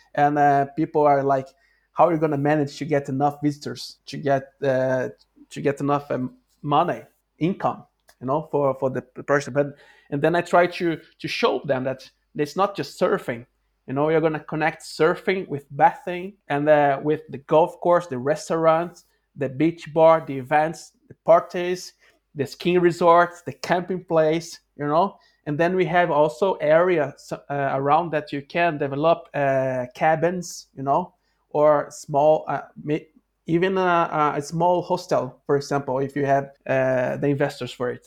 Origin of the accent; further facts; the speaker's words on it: Rio de Janeiro, Brazil; English is a second language; moved away as an adult; now in Norway; I'm from Rio de Janeiro